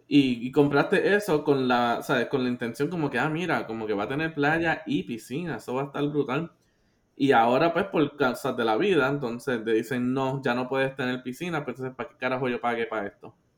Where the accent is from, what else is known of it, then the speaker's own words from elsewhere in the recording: Puerto Rico; nosotros como, o sea, como puertorriqueños